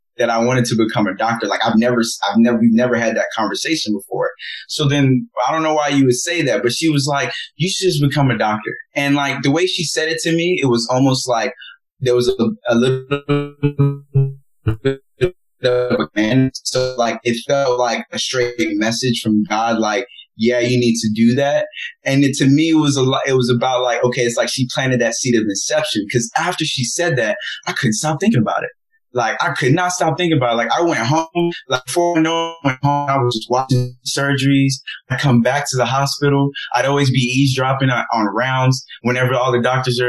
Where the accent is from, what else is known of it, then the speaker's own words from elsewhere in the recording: Nigeria; being Nigerian